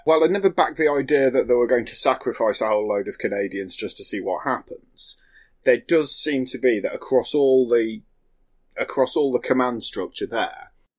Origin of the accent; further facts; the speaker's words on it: United Kingdom; And I'm British